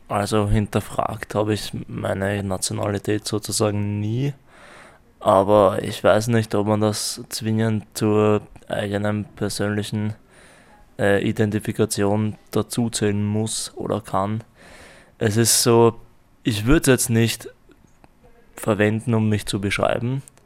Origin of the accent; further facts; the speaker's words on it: Lower Austria, Austria; ich bin aus Österreich, Burgesdorf näher Wien